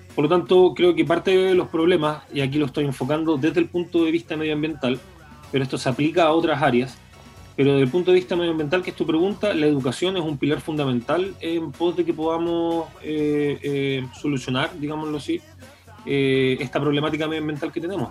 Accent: Chile; las personas que, habitamos este territorio

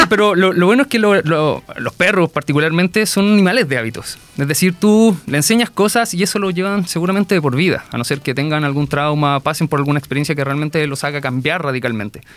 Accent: Concón, Valparaíso, Chile; yo soy viñamarino y allá, bueno, más, concretamente soy de Concón

